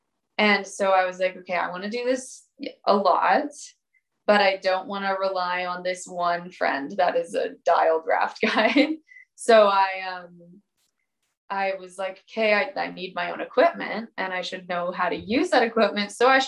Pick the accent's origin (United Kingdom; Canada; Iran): Canada; New Westminster, British Columbia; moved away as an adult; also born or lived in Bellingham, Washington; now in Squamish, Canada; I'm originally from the Vancouver area, New Westminster to be exact. For the last few years before moving to Squamish, I was living in Bellingham, Washington, going to school at Western Washington University.